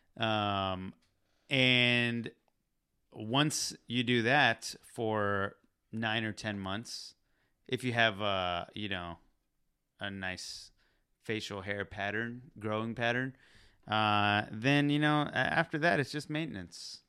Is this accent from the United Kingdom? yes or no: no; Pakistan; I'm Pakistani